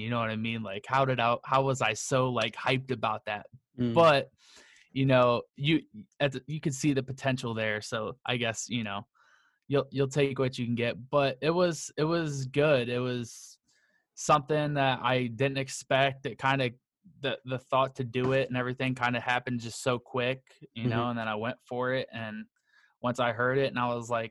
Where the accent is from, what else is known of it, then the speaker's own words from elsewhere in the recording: Akron, Ohio, United States; I am from Akron, Ohio.